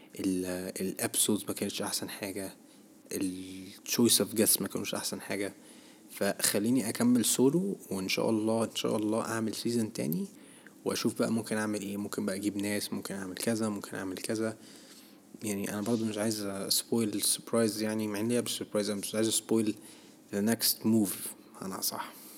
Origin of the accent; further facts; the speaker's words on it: Egypt; احنا كشعب مصري